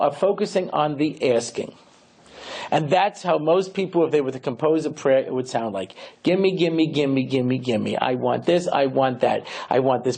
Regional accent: New York, United States; I grew up here in New York in the early 1960s

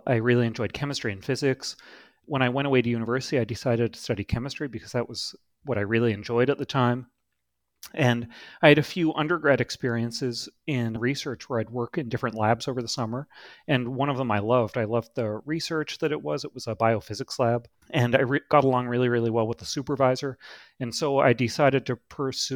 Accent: Toronto, Ontario, Canada; now in Boston, United States; I originally grew up in Toronto, Canada

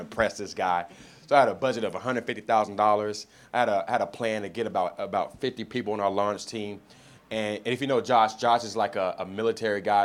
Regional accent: Miami, Florida, United States; moved away; I'm originally from Miami, Florida

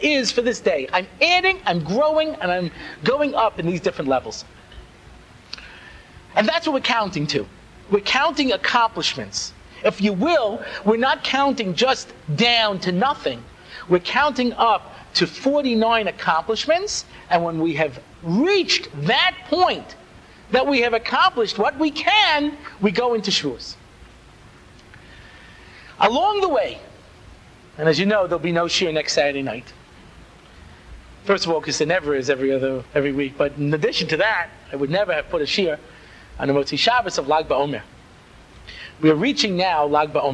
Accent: Long Island, New York, United States; I grew up out on Long Island

